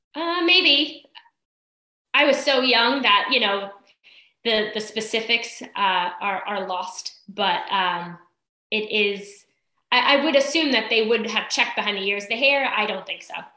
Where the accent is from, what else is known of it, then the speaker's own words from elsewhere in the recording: East Islip, New York, United States; moved away as an adult; also born or lived in Brentwood, New York; now in Cortlandt Manor, United States; originally grew up in East Islip